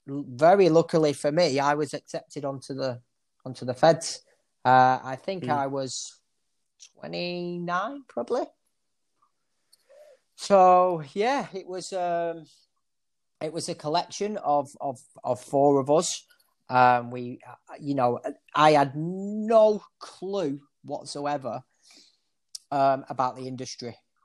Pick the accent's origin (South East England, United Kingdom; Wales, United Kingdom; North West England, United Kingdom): North West England, United Kingdom; Oldham; And I'm a lad from Oldham, a chavvy lad from Oldham, you know, with my model that I'd done a fade on.